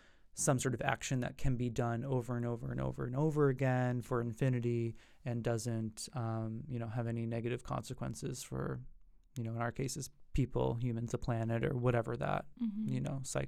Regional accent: New Hampshire, United States; moved away as an adult; now in Boston, United States; I'm from New Hampshire, as I mentioned earlier. You know, New Hampshire is a really beautiful state, and I was lucky to grow up with family that had, you know, a house on the lake

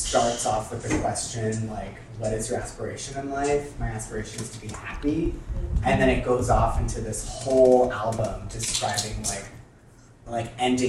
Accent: Houston, Texas, United States; I'm from Houston, so I don't know if it's like her childhood that's always within her.

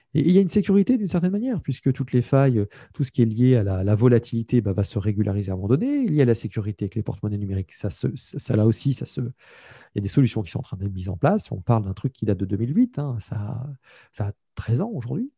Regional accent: France; je suis un Français

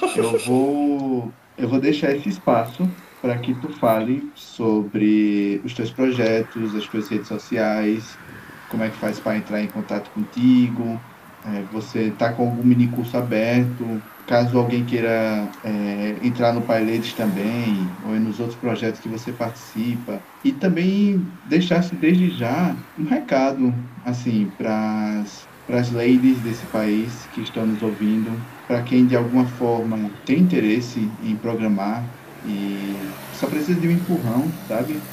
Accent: Campina Grande, Paraíba, Brazil; eu fui criado no Parque do Povo.

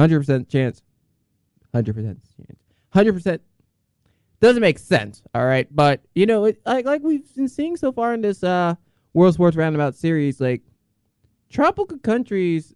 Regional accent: Columbia, South Carolina, United States; growing up in Columbia, South Carolina

